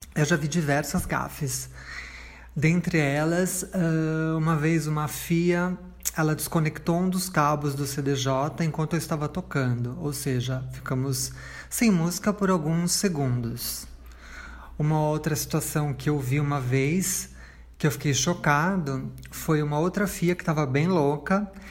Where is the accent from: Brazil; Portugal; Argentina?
Brazil; São Paulo; Eu nasci em São Paulo, capital, nascida e criada.